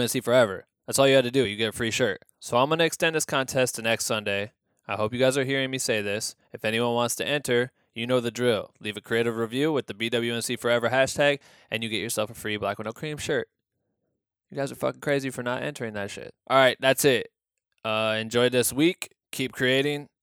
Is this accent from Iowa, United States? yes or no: yes; Iowa, United States; growing up in Iowa, being very close to farming too